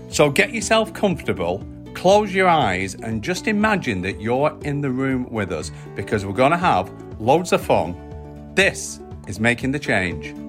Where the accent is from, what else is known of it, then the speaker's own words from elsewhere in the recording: United Kingdom; as the British public